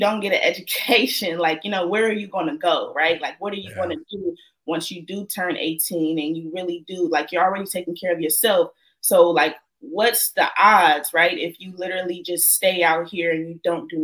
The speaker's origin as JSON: {"language": "English", "town": "Oakland", "region": "California", "country": "United States", "tie": "born or raised there", "said": "I'm from East Oakland, California"}